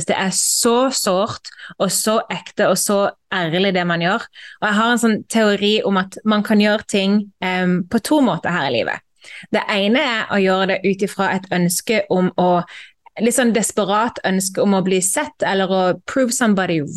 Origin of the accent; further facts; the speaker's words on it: Moss, Østfold, Norway; Jo, jeg kommer fra Moss.